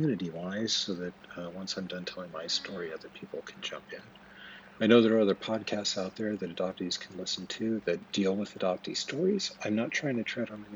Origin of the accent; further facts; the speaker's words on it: Twin Falls, Idaho, United States; I was born on April 15th, 1974 at the Magic Valley Regional Medical Center in Twin Falls, Idaho